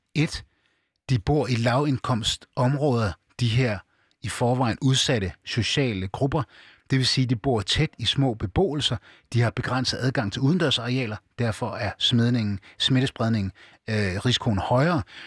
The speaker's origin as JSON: {"language": "Danish", "town": "Aarhus", "region": "Central Denmark Region", "country": "Denmark", "tie": "born or raised there", "said": "jeg er født og opvokset i, i Danmark. Jeg er opvokset i Gellerparken."}